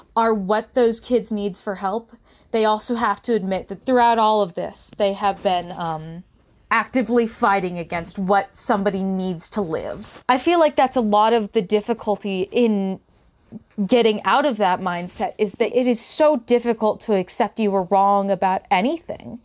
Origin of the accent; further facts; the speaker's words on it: Utah, United States; also born or lived in California; Growing up in Utah